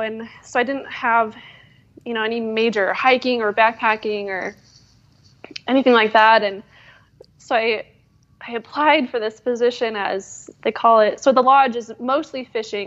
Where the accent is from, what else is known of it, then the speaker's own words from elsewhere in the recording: Wood River Valley, Idaho, United States; also born or lived in Durango, Colorado / Alaska; now in Montana, United States; I did some time in Alaska then, and then grew up mostly in Idaho. So kind of, you know, the Wood River Valley area